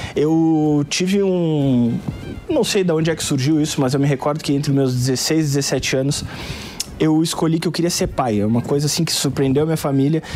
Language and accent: Portuguese; Pelotas, Rio Grande do Sul, Brazil; Pelotas, Rio Grande do Sul, é a minha cidade natal